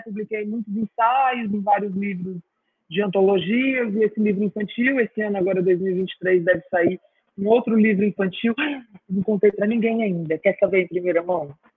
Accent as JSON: {"language": "Portuguese", "region": "interior of São Paulo", "country": "Brazil", "tie": "born or raised there", "also_born_or_lived": "Campinas / Guatapará / Ribeirão Preto / Franca", "moved": "as an adult", "lives_now": "Ceará, Brazil", "said": "até os meus 11 anos, eu morei na zona rural. E aí depois, quando fiz 12, 11, 12, fomos para a cidade e morei em várias cidades do interior de São Paulo"}